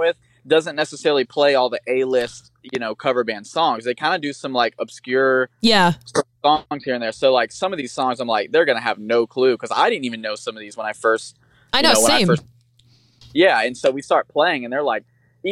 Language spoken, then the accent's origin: English; Florida, United States; I'm from Florida and there's tons of swamps and alligators and stuff like that down here